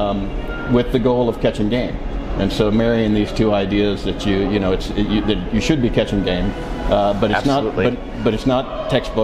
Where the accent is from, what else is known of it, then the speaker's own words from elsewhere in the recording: Baton Rouge, Louisiana, United States; I am a falconer from Baton Rouge, Louisiana